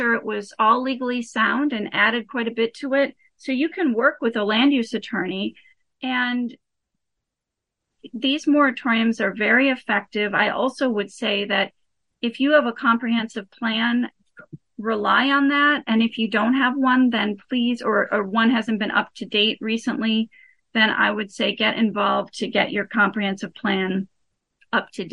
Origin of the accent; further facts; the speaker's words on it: Bar Harbor, Maine, United States; also born or lived in Illinois; I grew up in Bar Harbor. My family were transplants, so we'll always be from away from Illinois. But I did move to Bar Harbor in the late 1980s. And as a child